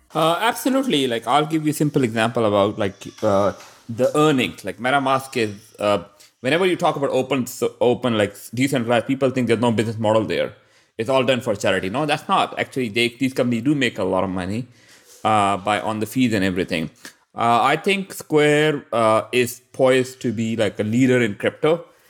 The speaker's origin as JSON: {"language": "English", "country": "Pakistan", "said": "I'm from Pakistan"}